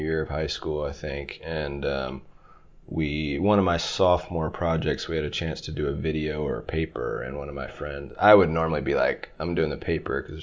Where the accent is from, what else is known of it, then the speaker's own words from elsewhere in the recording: Stafford, Virginia, United States; moved away as an adult; also born or lived in Long Beach; now in Los Angeles, United States; I'm from Stafford, Virginia